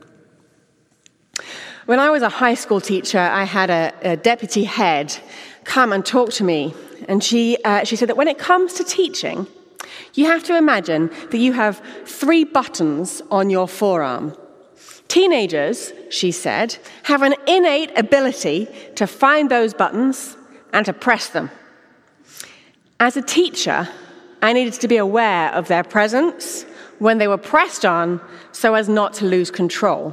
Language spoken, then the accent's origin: English; England, United Kingdom; moved away as an adult; now in Houston, United States; this English gal who talks too fast